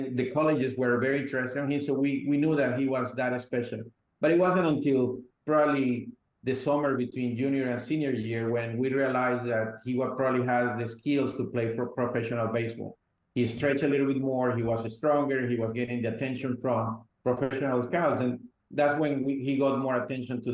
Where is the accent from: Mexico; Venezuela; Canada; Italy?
Venezuela; moved away; I grew up in Venezuela